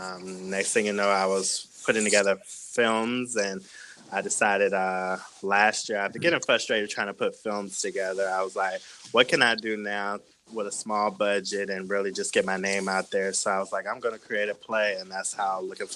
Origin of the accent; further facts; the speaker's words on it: Washington, District of Columbia, United States; moved away as an adult; also born or lived in North Carolina / Los Angeles; now in Atlanta, United States; I'm originally from, I was born in Washington, D.C. I was raised in the DMV area.